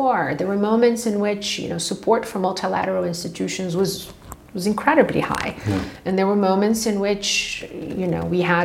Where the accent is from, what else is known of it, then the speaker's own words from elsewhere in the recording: Rio de Janeiro, Brazil; moved away as an adult; also born or lived in Brasilia, Brazil; now in Switzerland; I'm not from the city of Rio itself. I'm from the state of Rio, about two hours from the capital, which is a relatively small town for Brazilian standards